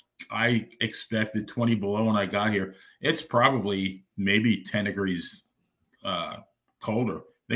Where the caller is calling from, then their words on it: Minneapolis, Minnesota, United States; I'm remote from Minneapolis via way of Playaville.